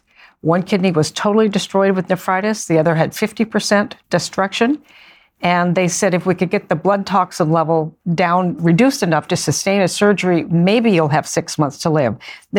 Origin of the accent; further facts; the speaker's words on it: Beaverton, Oregon, United States; I grew up outside Portland, Oregon, in a suburban area called Beaverton, Oregon.